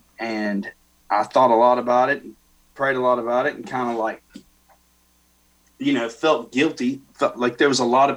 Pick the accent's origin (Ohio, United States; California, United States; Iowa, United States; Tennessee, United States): Tennessee, United States; Fairview; also born or lived in Nashville; I was born in Nashville at Baptist Hospital, and both my parents are from Fairview, which is a small town about 45 minutes towards Memphis down I-40, and that's where I grew up.